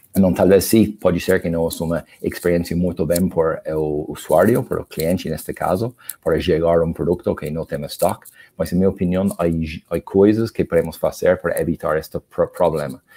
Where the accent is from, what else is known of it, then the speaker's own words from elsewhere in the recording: Ireland; Portuguese is a second language; also born or lived in Argentina; now in Brazil; como vocês podem perceber pelo sotaque, eu não sou do Brasil, eu sou da Irlanda